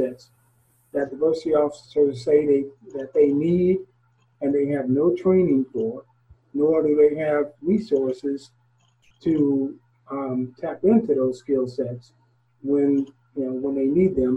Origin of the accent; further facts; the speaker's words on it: Gary, Indiana, United States; I was born and raised in Gary, Indiana